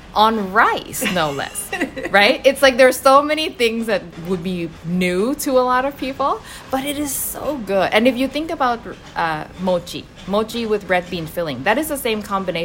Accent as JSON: {"language": "English", "country": "Thailand", "moved": "yes", "lives_now": "Canada", "said": "I've spent about half my life in Thailand and half my life in the West."}